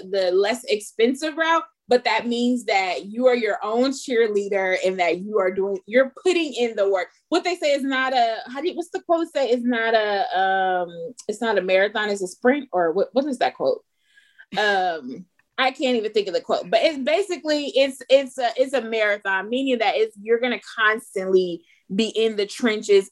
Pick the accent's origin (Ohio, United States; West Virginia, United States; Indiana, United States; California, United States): California, United States; Los Angeles; I'm from Los Angeles